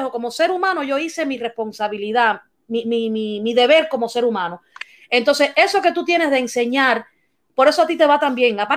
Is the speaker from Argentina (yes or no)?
no; Cuba; Eh, por mi parte, como como cubana, eh, cuando cuentan estas historias, a mí me, afecta mucho porque a mí me duele que mis compatriotas tengan que pasar todos estos trabajos para llegar a, este país y espero que algún día no, no, sea tan, tan difícil salir de Cuba.